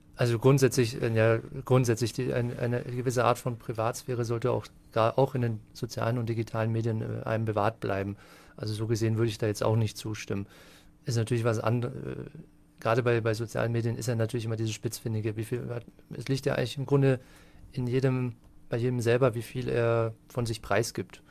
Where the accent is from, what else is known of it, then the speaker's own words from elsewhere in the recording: Wiesentheid, Bavaria, Germany; moved away as an adult; also born or lived in Würzburg / Erlangen / Munich; now in Fürth, Germany; eigentlich gebürtiger Unterfranke. Also in Würzburg geboren und in Wiesentheit aufgewachsen, in der schönen Mainschleife